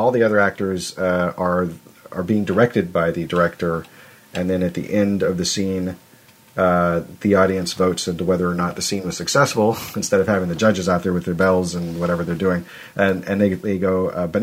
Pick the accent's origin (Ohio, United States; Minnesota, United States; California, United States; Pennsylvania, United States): California, United States; Arcata; moved away as an adult; also born or lived in Washington; I'm from where I'm at now. I moved back to Arcata was my hometown, and Eureka is near it